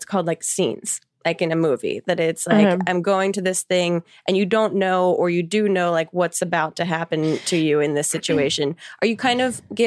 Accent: New Jersey, United States; also born or lived in New York; I have worked at every like chain restaurant growing up in New Jersey

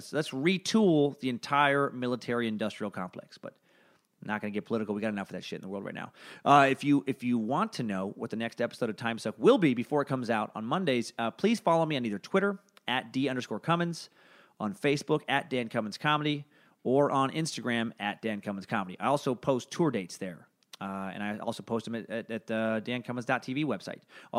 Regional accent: Idaho, United States; Maybe it's because I'm from Northern Idaho, a hotbed of conspiracy theory.

